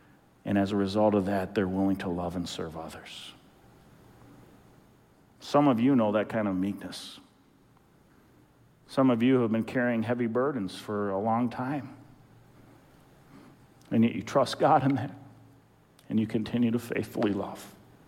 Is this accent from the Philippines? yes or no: yes; Philippines; When I was a young kid growing up in the Philippines, my family served as missionaries in the Philippines